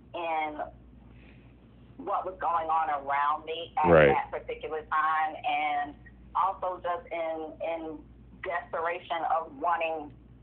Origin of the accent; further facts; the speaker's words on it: Hollywood, Florida, United States; also born or lived in Hallandale Beach, Florida; I'm 36 years old. I was born in Hollywood, Florida, at Memorial Hospital. I grew up a lot of different places. I wouldn't say I had one specific area, but Hollandale, Hollywood